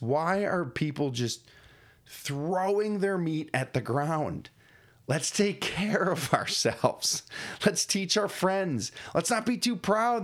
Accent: Springville, New York, United States; my hometown, beautiful Springville, New York.

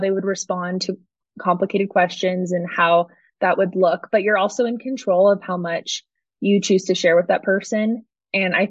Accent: San Diego County, California, United States; now in Colorado Springs, United States; I'm originally from San Diego County, and I now live in Colorado Springs

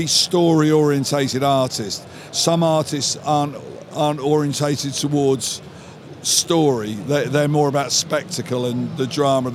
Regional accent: United Kingdom; I'm British, my life has been spent in the American comic book industry

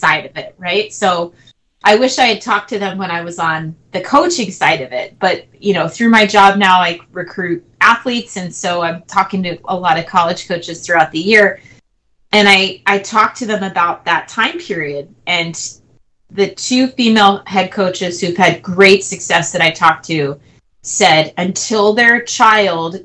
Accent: New Jersey, United States; I'm from New Jersey

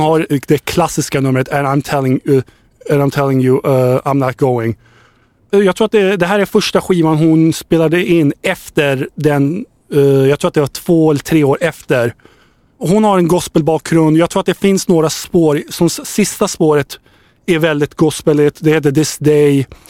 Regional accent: Södertälje, Stockholm County, Sweden; jag är från Södertälje

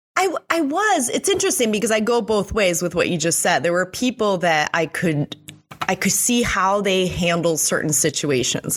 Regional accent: Mexico; moved away; also born or lived in Switzerland; I grew up in Mexico

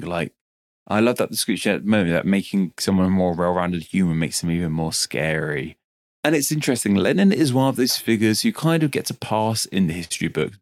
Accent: United Kingdom; I'm very British

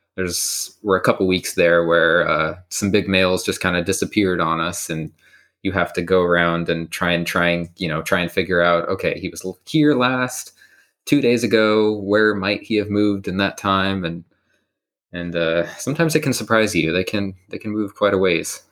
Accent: Bloomington, Indiana, United States; moved away as an adult; I'm from Bloomington, Indiana

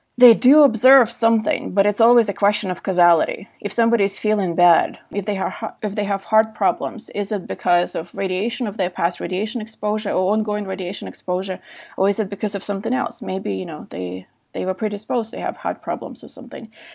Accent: Belarus; moved away; also born or lived in San Diego, California; I was born in Belarus, which was heavily affected by, uh, by the Chernobyl nuclear accident

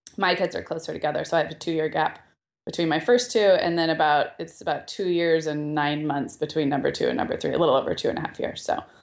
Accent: Santa Barbara, California, United States; now in Southern California, United States; we went up to Santa Barbara, my hometown

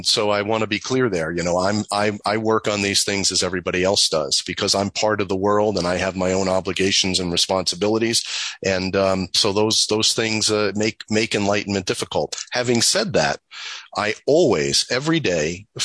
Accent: New York, United States; I'm from New York

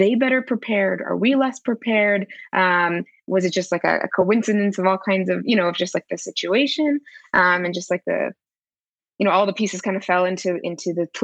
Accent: Israel; also born or lived in United States; I'm originally from the United States and made Aliyah to Israel when I was very young. Grew up in Israel

